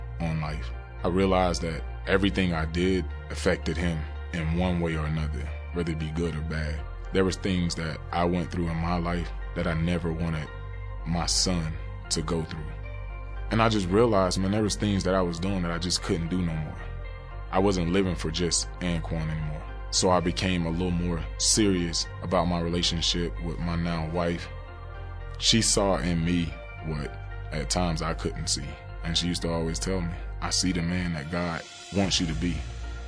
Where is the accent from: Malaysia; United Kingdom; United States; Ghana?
United States; Pahokee, Florida; my hometown, Pahokee, Florida